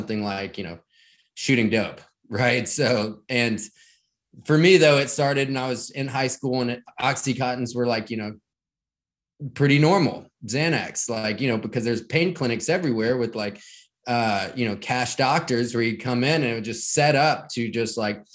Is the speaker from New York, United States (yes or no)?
no; rural Kentucky, United States; I grew up in Kentucky, right? In rural Kentucky